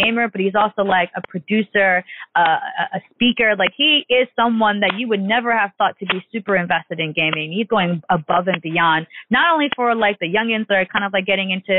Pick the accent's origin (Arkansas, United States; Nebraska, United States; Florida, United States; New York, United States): New York, United States; New York, my hometown